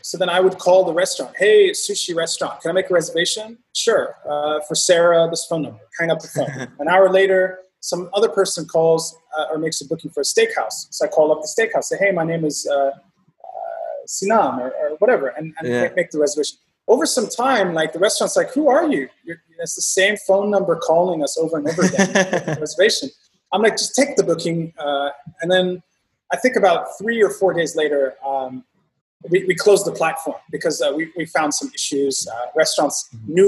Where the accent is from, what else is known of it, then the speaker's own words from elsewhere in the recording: Bahrain; moved away as an adult; born and raised in Bahrain, spent about 18 years of my life there